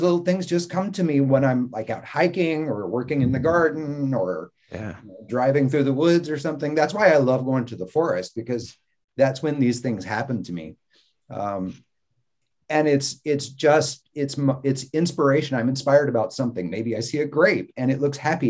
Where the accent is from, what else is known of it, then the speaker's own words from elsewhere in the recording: the South, United States; also born or lived in Mississippi / Florida; growing up in the South